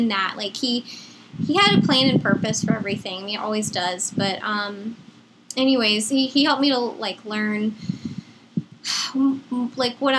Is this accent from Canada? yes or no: no; Chesterfield, Virginia, United States; I grew up in Chesterfield, Virginia.